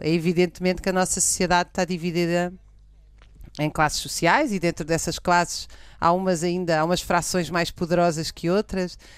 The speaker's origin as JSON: {"language": "Portuguese", "town": "Cascais", "region": "Lisbon", "country": "Portugal", "tie": "born or raised there", "said": "eu nasci em Cascais"}